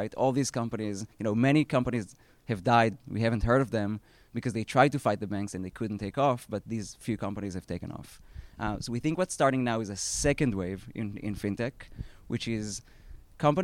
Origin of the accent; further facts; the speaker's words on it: Israel; accent: Israeli; moved away; I previously spent 10 years at a fintech B2B company that I co-founded in Israel. That's where my accent is from